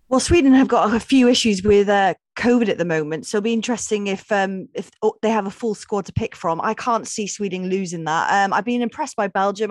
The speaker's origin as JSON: {"language": "English", "area": "Welsh", "region": "Wales", "country": "United Kingdom", "said": "Obviously, I'm Welsh"}